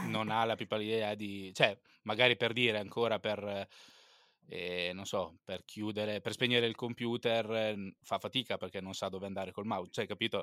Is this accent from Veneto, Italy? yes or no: no; Pesaro, Marche, Italy; also born or lived in Turin; sono nato a Torino, ma vivo a Pesaro, appunto dove vivi anche te